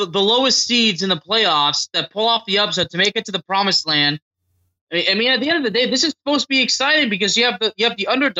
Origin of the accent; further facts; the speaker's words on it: Texas, United States; the Rangers are the team that represent my hometown